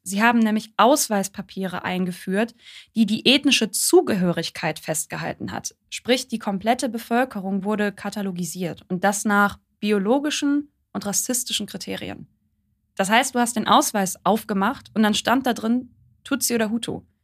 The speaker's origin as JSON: {"language": "German", "country": "Germany", "said": "wir als, als Deutsche"}